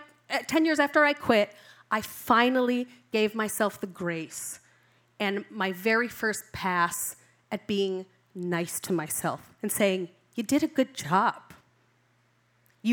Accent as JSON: {"language": "English", "town": "Rockford", "region": "Illinois", "country": "United States", "also_born_or_lived": "Orlando, Florida", "moved": "yes", "said": "being from Rockford, Illinois"}